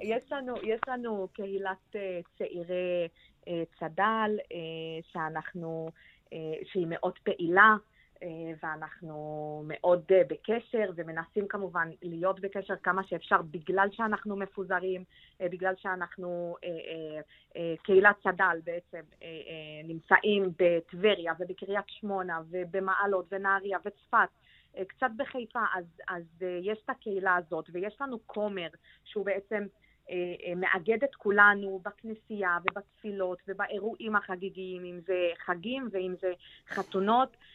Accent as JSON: {"language": "Hebrew", "country": "Lebanon", "second_language": "Hebrew", "moved": "yes", "lives_now": "Israel", "said": "לבנון, המדינה שלנו"}